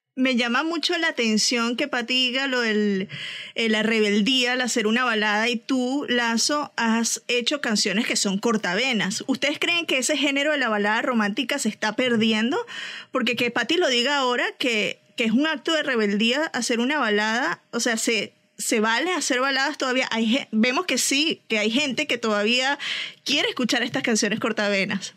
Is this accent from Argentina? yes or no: no; Venezuela; como venezolana